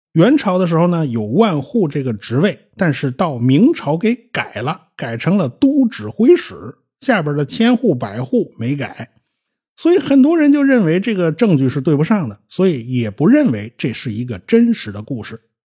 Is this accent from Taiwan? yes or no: no; China; 我们中国人